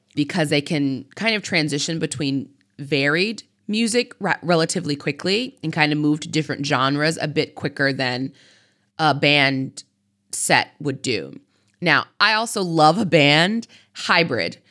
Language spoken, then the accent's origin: English; United States; I am an American